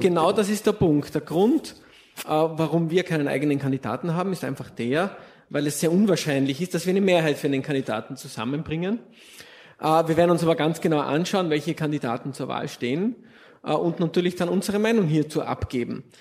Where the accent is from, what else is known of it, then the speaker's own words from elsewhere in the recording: Austria; als Österreicher